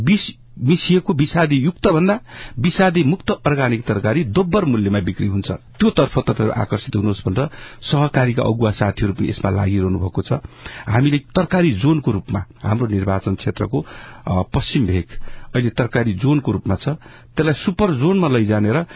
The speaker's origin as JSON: {"language": "Nepali", "area": "Benighat Rorang Rural Municipality, Dhading", "region": "Bagmati", "country": "Nepal", "said": "हामीले हाम्रै निर्वाचन क्षेत्रमा मेरो आफ्नै गाउँपालिकामा भेनघाट रोराङ गाउँपालिकाको माथि ताल्ती भन्ने ठाउँमा"}